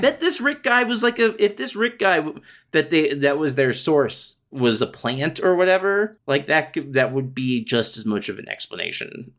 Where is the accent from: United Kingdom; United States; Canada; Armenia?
United States; I'm American